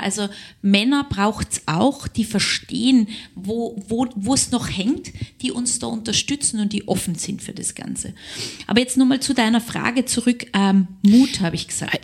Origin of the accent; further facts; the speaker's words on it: Southern Germany, Germany; moved away as an adult; now in Linz, Austria; ich bin ja Süddeutsche